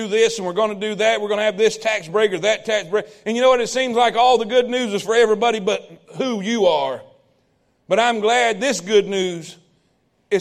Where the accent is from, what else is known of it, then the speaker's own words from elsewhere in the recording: South Florida, United States; I grew up in South Florida